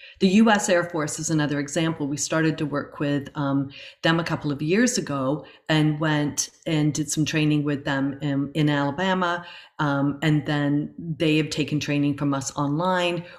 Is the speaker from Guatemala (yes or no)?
no; Chatham, South East England, United Kingdom; now in Canada; The city of Chatham, which it's just funny because that's my hometown, where I was born in England actually, but it was where I went to school